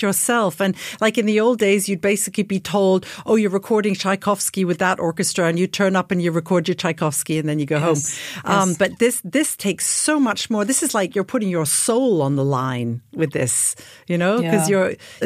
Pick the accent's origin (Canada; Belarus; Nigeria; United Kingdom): United Kingdom; I'm the British one